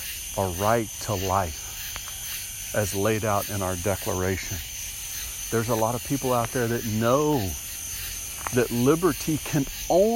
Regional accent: United States; as an American

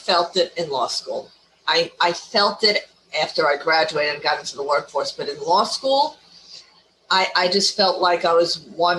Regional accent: New York City, New York, United States; also born or lived in Ohio; Born and raised in New York City.

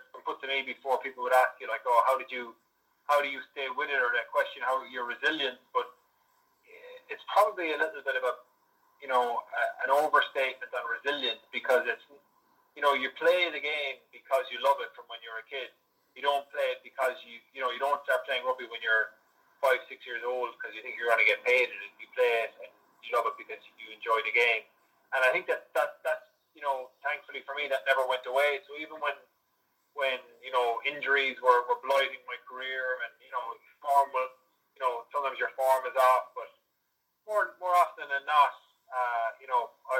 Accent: Limerick, Munster, Ireland; moved away as an adult; also born or lived in Cork / Connacht; now in United Kingdom; I'm from Limerick. I went to St. Munchin's College, and I played rugby there at St. Munchin's

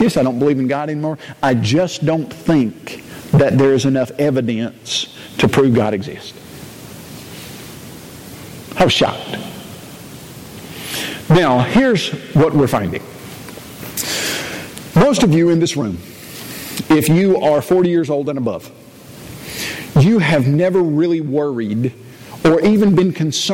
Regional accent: Columbia, Tennessee, United States; grew up in Columbia, Tennessee

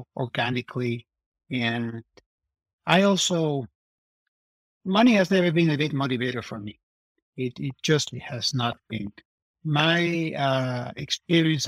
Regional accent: Mexico; now in Davis, United States; I'm from Mexico

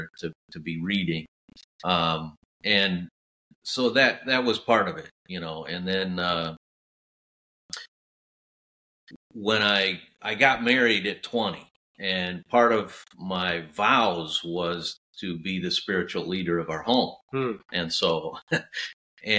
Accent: Valparaiso, Indiana, United States; my hometown had a technical school that was right there. So it was an easy transition from high school into Valparaiso Technical Institute, Valpo, Indiana

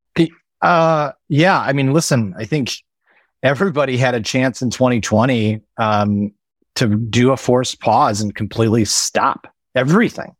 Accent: Midwest, United States; moved away as an adult; we, we grew up in the Midwest

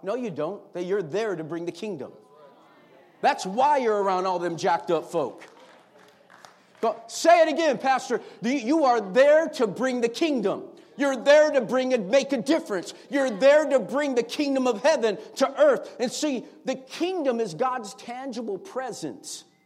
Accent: United States; as American citizens

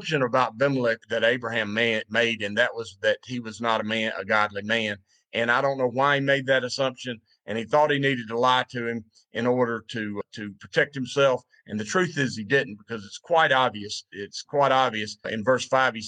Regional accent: the Bible Belt, United States; When I was growing up, I grew up in the Bible Belt back when the Bible Belt was the Bible Belt.

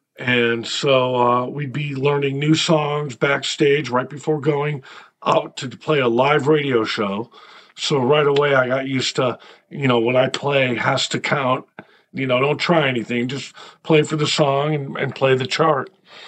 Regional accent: Connecticut, United States; moved away as an adult; now in Nashville, United States; Well, I moved here in 93, so I was 29 years old. I grew up in Connecticut

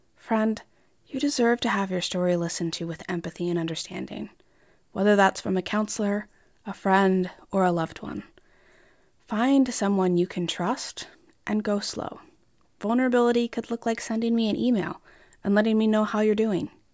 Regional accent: Colorado, United States; moved away; also born or lived in Iowa; I grew up in Colorado while my extended family was in the Midwest

